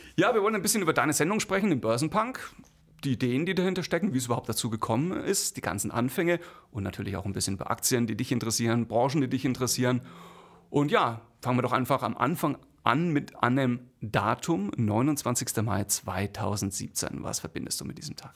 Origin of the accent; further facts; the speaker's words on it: Bamberg, Bavaria, Germany; ich komme aus Bamberg